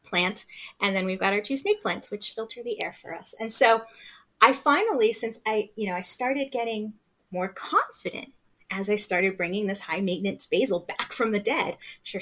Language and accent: English; Los Angeles, California, United States; I grew up here, I was born here